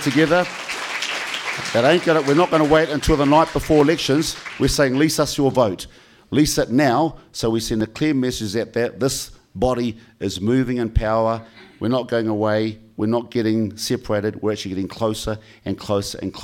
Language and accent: English; New Zealand; this is what I am as a New Zealander